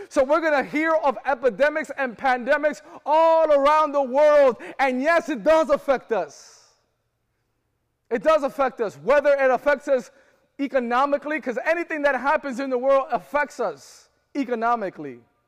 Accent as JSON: {"language": "English", "region": "Florida", "country": "United States", "said": "I'm from Florida"}